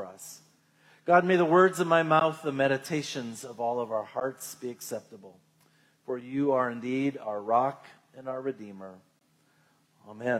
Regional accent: United States; as Americans, and I want to go on record, I love being an American

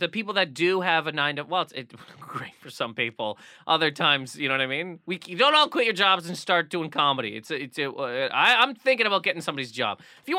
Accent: Nova Scotia, Canada; When I was growing up in the Nova Scotia of Scotias, Christmas was done.

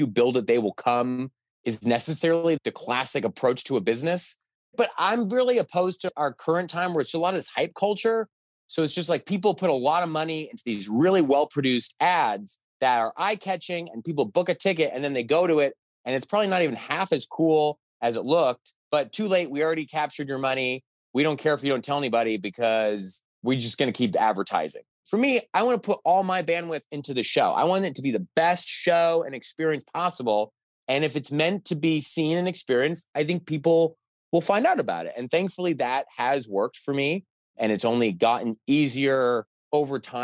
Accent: Los Angeles, California, United States; now in Chicago, United States; growing up in Los Angeles

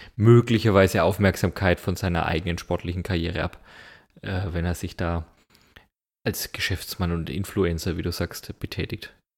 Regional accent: Germany; bei uns in Deutschland

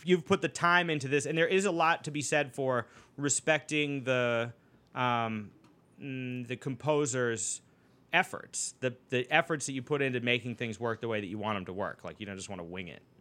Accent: Boston, Massachusetts, United States; growing up in Boston

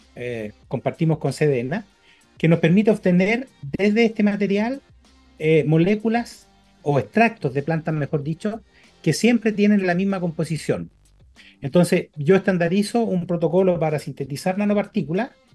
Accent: Chile

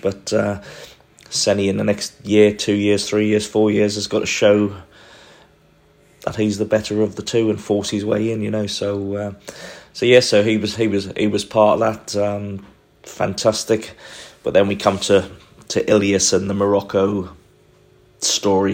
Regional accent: Newcastle upon Tyne, North East England, United Kingdom; as a young boy growing up in Newcastle or just outside of Newcastle

